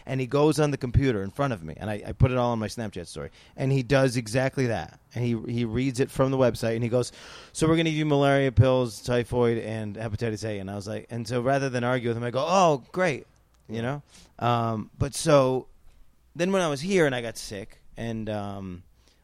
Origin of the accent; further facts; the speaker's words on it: United States; as an American